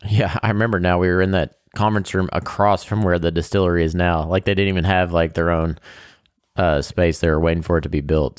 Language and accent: English; Kentucky, United States; we are from Kentucky